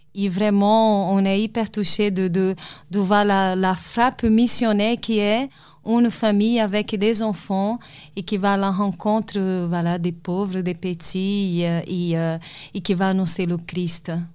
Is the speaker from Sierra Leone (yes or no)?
no; Salvador, Bahia, Brazil; moved away; Je suis brésilienne et j'ai grandi dans une ville au Brésil